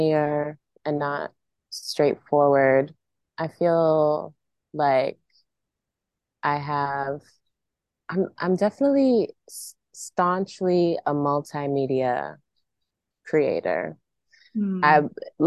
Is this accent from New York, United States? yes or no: no; Maryland, United States; moved away as an adult; also born or lived in Central North Carolina Piedmont; now in North Carolina, United States; I grew up in PG in Montgomery County, Maryland